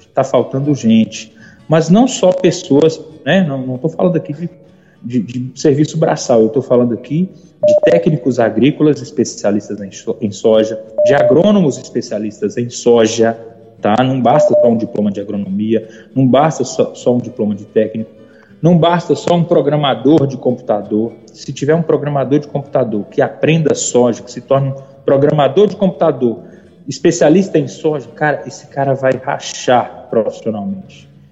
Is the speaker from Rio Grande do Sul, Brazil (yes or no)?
no; Almenara, Minas Gerais, Brazil; moved away as an adult; also born or lived in Maranhão; eu sou mineiro, de uma cidadezinha chamada Almenara, bem no norte de Minas